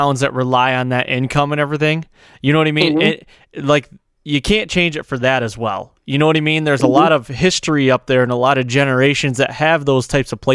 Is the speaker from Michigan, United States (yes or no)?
yes; Michigan, United States; I'm from Michigan